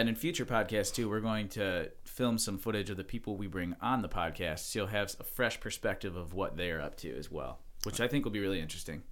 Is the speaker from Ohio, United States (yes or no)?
yes; Mentor, Ohio, United States; I was born in Mentor, Ohio